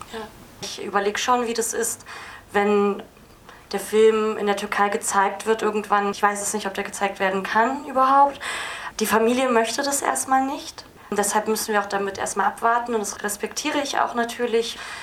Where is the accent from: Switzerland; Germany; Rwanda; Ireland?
Germany; Berlin; Mein Vater ist Kurde und meine Mutter ist Türkin. Genau, und ich bin Berlinerin